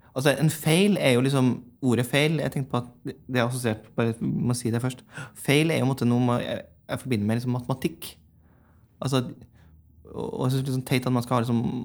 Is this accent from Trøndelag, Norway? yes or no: yes; Lånke, Trøndelag, Norway; moved away as an adult; flytta vi inn på gamle småbruket der hvor jeg vokste opp, ute i Lånke.